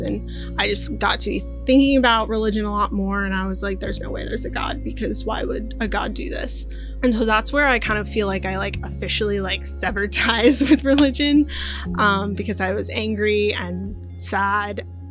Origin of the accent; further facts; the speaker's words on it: Maryland, United States; also born or lived in Inglewood, California; I was born in Inglewood, California. Then I grew up mostly in Maryland